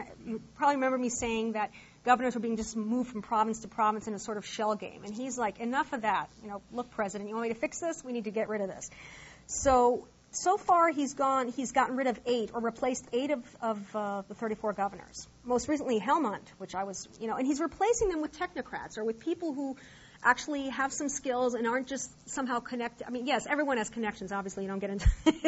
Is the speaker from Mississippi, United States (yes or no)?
no; Sacramento, California, United States; now in Afghanistan; I'm from the Sacramento area